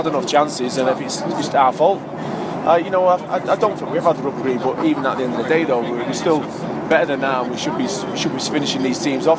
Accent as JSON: {"language": "English", "town": "Manchester", "region": "North West England", "country": "United Kingdom"}